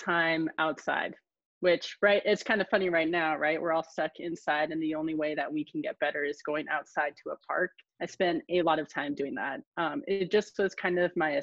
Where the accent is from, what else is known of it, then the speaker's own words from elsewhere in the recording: Kodiak, Alaska, United States; growing up in Kodiak is like a lot of places in Alaska